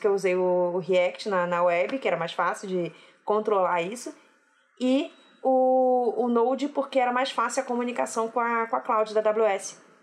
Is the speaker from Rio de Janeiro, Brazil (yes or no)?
yes; Rio de Janeiro, Brazil; eu sou carioca e não dá para esconder isso